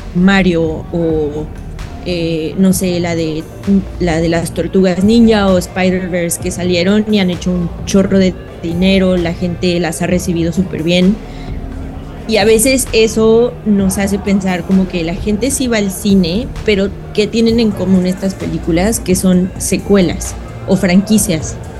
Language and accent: Spanish; Guanajuato, Mexico; now in San Francisco, United States; yo crecí en México, entonces, obviamente, y sobre todo en Guanajuato